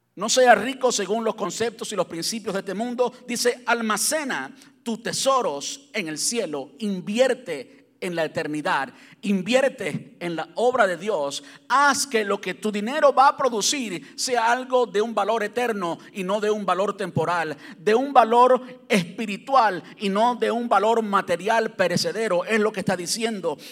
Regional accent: Cuba; moved away; Yo soy cubano, y pues en Cuba, pues jamás soñé tener un carro con aire acondicionado

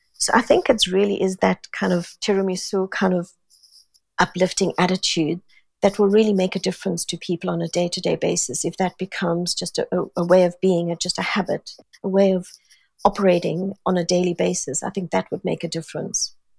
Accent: South Africa; moved away as an adult; also born or lived in Singapore; now in London, United Kingdom; Born and brought up in South Africa, very Italian family.

